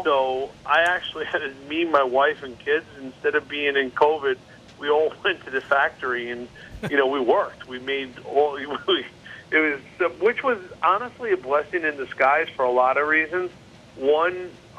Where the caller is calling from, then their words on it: New Jersey, United States; I'm actually at my shore house in the Jersey Shore.